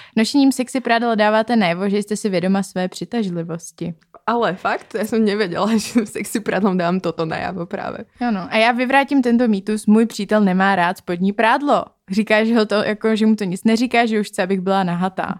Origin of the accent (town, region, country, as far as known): Czechia